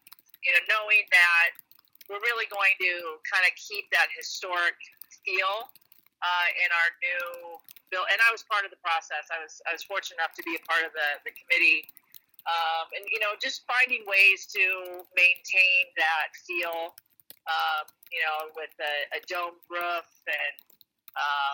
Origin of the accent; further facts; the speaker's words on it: Indiana, United States; also born or lived in North Carolina; now in Illinois, United States; I grew up in Indiana